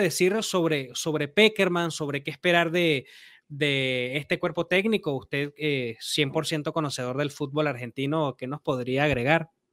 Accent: Venezuela; yo soy venezolano

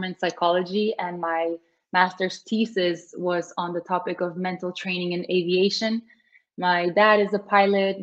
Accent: Bled, Slovenia; I'm in Slovenia. My hometown is Bled, Lake Bled

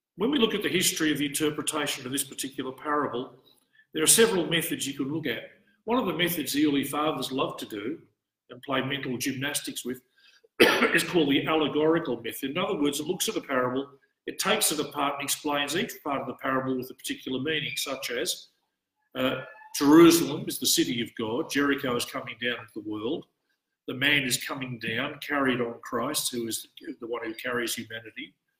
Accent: Australia; an Australian priest in the Orthodox Church

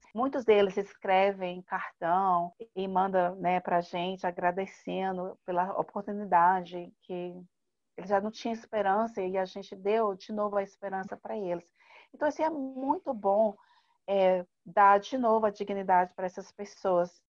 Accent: Brazil; a gente como brasileiro

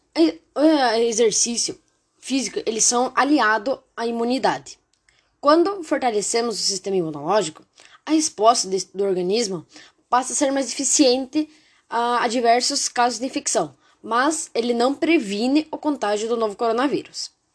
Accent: Brazil; sou de Itavuano

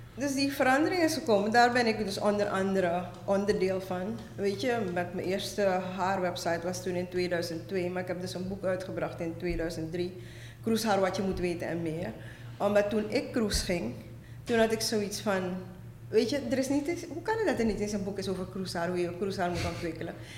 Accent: Suriname; moved away as an adult; also born or lived in Netherlands / Amsterdam, Netherlands; now in Brooklyn, New York, United States; ik ben inderdaad getogen in Suriname

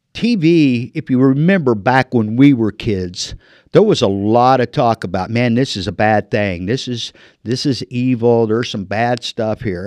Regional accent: Illinois, United States; moved away as an adult; now in Marana, United States; land of Lincoln guy. I've been in the desert for 30 years, but I was born in Illinois

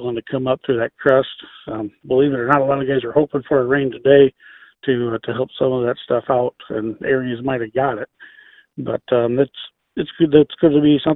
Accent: Illinois, United States; now in Northwest Ohio, United States; on the farm I grew up on in Illinois

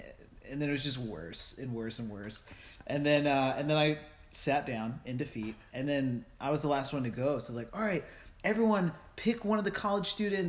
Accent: United States; I am American.

